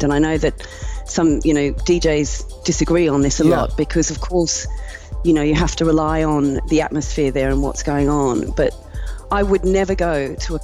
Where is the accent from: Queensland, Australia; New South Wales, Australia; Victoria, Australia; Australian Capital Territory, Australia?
Queensland, Australia; Brisbane; moved away as an adult; now in London, United Kingdom; I was born in Brisbane in Australia. And I have lived in London for the past 24 years